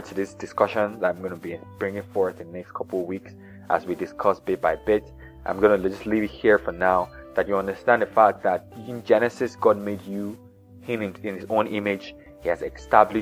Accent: Nigeria; I was born in Nigeria in the 80s

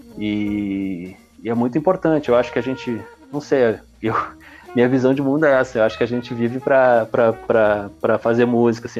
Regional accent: Realeza, Paraná, Brazil; now in Porto Alegre, Brazil; sou do interior do Paraná, cara, uma cidade bem pequenininha, né? De, de realeza. Deve ter, agora deve ter 14 mil habitantes tal. Quando eu tava morando lá tinha 10, 12 mil.

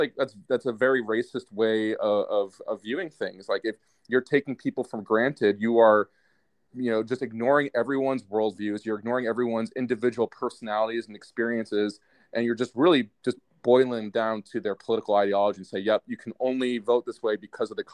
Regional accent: New York, United States; as a New Yorker

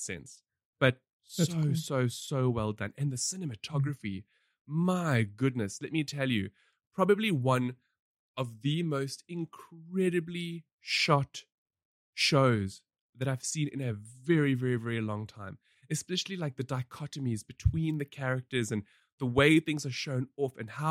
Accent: South Africa; we have a very, you know, troubled and rich history

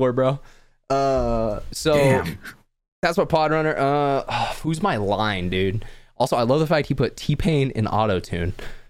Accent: Texas, United States; We're all from Texas.

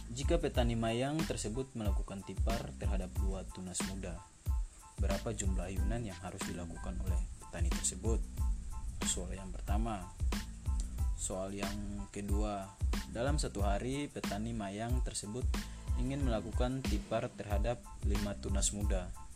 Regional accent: Seram Island, Maluku, Indonesia; moved away; also born or lived in Java; di tempat tinggal saya yaitu di kampung saya di Maluku Pulau Seram desa Norway

